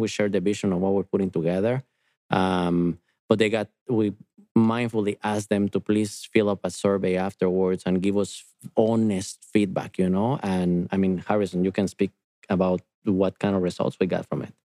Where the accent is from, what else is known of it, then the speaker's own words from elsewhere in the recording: Guatemala; moved away; I am from Guatemala, and I've been in front of volcanoes growing up